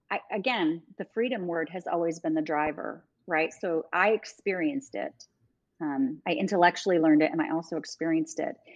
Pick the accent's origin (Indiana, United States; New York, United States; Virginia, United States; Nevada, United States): New York, United States; now in Dallas, United States; because when I came to Dallas from New York, I didn't fit in.